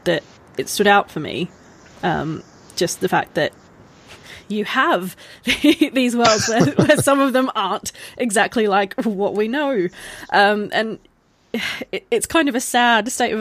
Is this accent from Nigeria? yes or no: no; Australia; I'm Australian